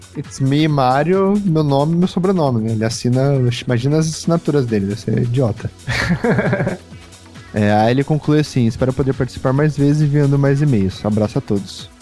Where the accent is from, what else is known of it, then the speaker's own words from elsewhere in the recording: Brazil; a gente é brasileiro